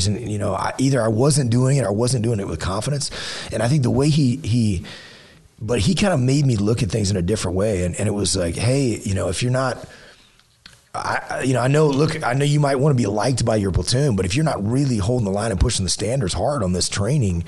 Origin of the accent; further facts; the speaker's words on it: Southeast Texas, United States; growing up in Southeast Texas